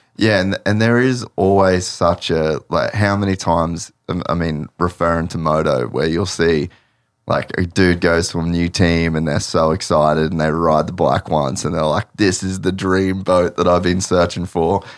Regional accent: Cairns, Queensland, Australia; I grew up in Cairns

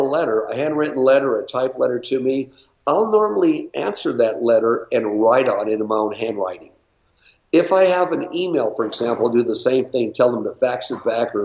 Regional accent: Los Angeles, California, United States; I was born and raised in Los Angeles.

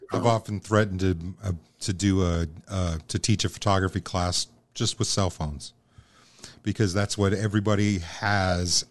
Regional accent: Omaha, Nebraska, United States; I'm also from South Omaha

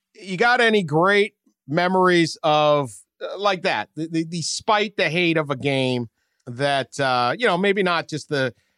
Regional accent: Northeast, United States; I grew up in the Northeast too.

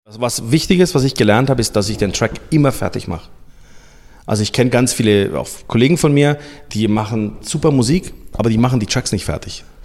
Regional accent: Nuremberg, Bavaria, Germany; also born or lived in Sibiu, Romania; ich bin geboren in Rumänien, ähm, in Hermannstadt. Und wir sind dann ausgewandert 1987 ähm, mit meiner Familie nach Deutschland, nach Nürnberg damals

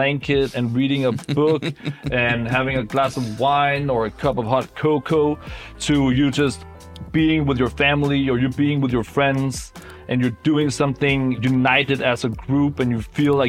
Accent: Copenhagen, Capital Region of Denmark, Denmark; I am from Copenhagen and it's such a big part of my DNA

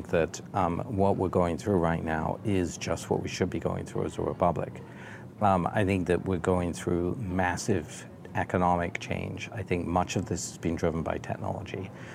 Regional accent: England, United Kingdom; now in United States; as a Brit

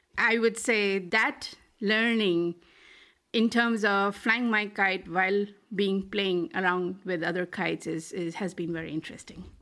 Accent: Delhi, India; moved away as an adult; also born or lived in Malaysia; I grew up in Delhi and, uh, did my P H D from, you know, Delhi University

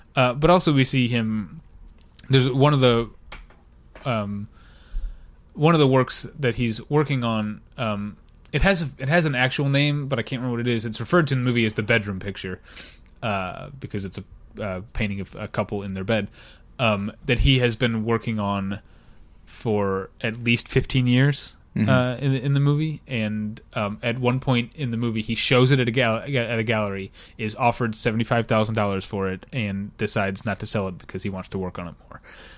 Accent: United States; I'm American.

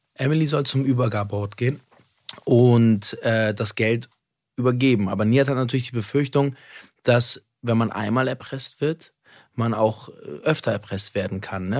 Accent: Berlin, Germany; ich komme aus Berlin

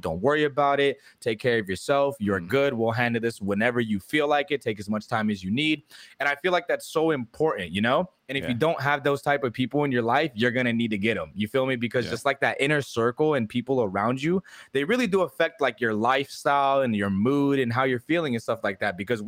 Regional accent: California, United States; now in Texas, United States; when I moved out here to Texas, because I'm from California

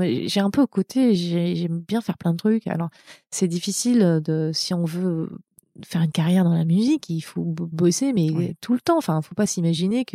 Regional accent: France; moved away as an adult; also born or lived in Montreal, Canada; now in California, United States; je, suis française. Hein, je suis pas américaine. J'ai une carte verte

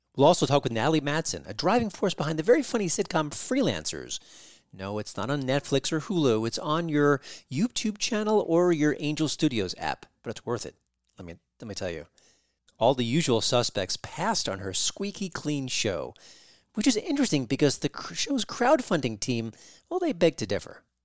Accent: New York, United States; I'm from New York.

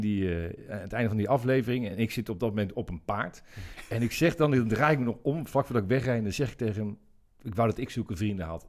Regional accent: Zeist, Utrecht, Netherlands; ik, ben, geboren in Zeist. En, ik heb altijd daar, daar gevoetbald

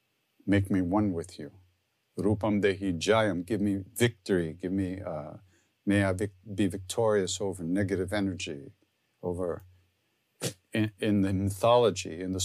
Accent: New York, United States; because I'm from Long Island, so I sing like I'm from Long Island.

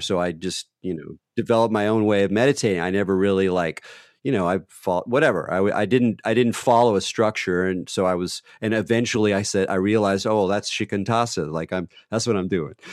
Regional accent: California, United States; I'm from California

